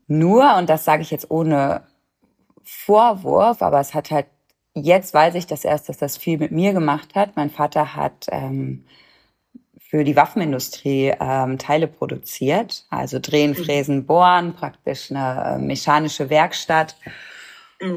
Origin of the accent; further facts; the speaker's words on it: Germany; now in Cologne, Germany; ich bin in der Nähe von der holländischen Grenze groß geworden